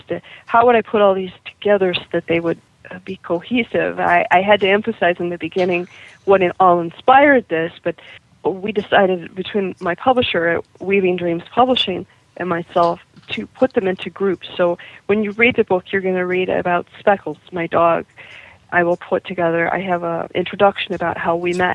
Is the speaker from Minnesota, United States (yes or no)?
no; Kankakee, Illinois, United States; a daily newspaper in my hometown of Kankakee, Illinois, which is just south of Chicago